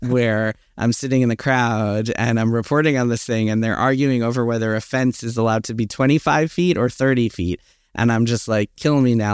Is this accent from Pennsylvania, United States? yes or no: no; New York City, New York, United States; also born or lived in Queens; I was born in Manhattan. I've been in New York my, pretty much my whole life